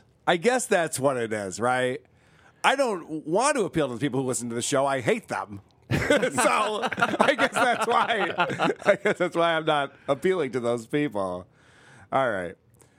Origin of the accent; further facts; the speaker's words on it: upstate New York, United States; accent: upstate New York; I guess upstate New York, from what I've heard.